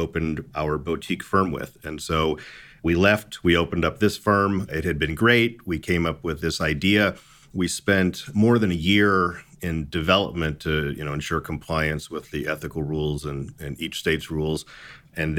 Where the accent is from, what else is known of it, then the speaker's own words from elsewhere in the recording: Las Vegas, Nevada, United States; I was born in Las Vegas.